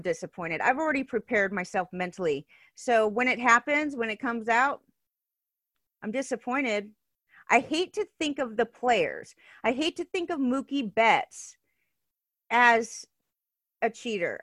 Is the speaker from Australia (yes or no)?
no; Southern California, United States; I was born and raised in Southern California